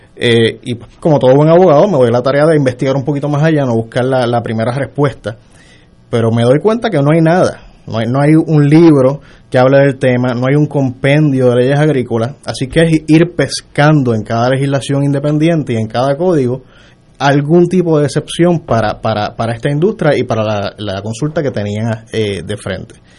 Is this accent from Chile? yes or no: no; Mayagüez, Puerto Rico; Yo soy de Mayagüez original.